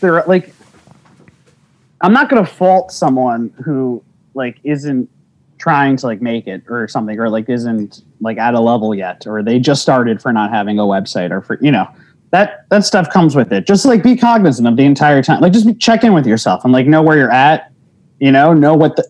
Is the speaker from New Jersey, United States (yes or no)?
yes; New Jersey, United States; moved away as an adult; also born or lived in Bronx, New York / Queens, New York; now in New York, United States; I was born in the Bronx. Then I was in Queens, and then they moved to Jersey, and then I was in Jersey from the time I was like 2 until college